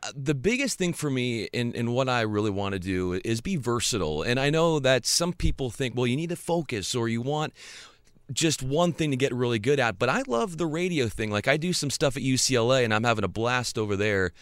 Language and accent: English; San Diego, California, United States; moved away; also born or lived in Spokane, Washington / Memphis, Tennessee; I'm from San Diego, and then I worked in local T V for a while